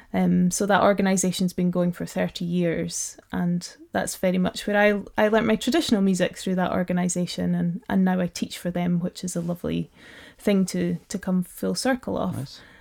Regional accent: Black Isle, Ross-shire, Highlands of Scotland, United Kingdom; I'm from uh, the Black Isle, which is just north of Inverness.

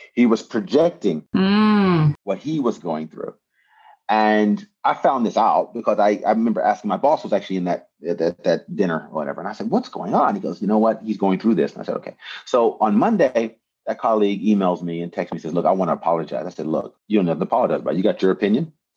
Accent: United States; moved away as an adult; now in Japan; growing up in America

